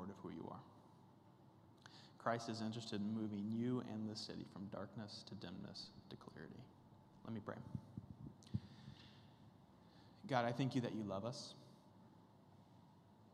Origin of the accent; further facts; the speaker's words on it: Kansas, United States; I'm from Kansas